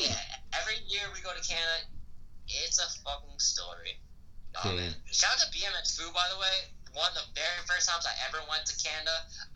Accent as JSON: {"language": "English", "region": "Connecticut", "country": "United States", "also_born_or_lived": "Seoul, South Korea", "said": "I'm from Connecticut for sure. I mean, I am from Korea"}